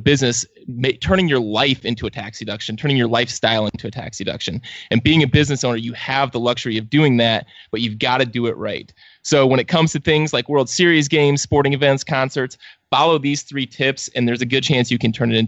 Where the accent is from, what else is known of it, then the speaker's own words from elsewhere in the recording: Cleveland, Ohio, United States; I'm from Cleveland. I'm used to this.